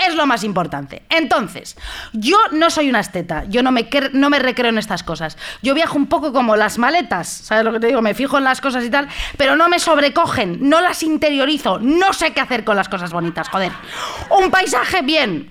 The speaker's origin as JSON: {"language": "Spanish", "town": "Madrid", "region": "Community of Madrid", "country": "Spain", "said": "soy de Madrid yo"}